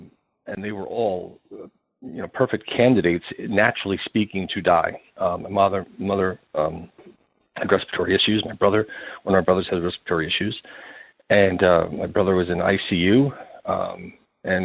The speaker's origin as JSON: {"language": "English", "region": "New York", "country": "United States", "tie": "born or raised there", "said": "I'm born and raised in New York"}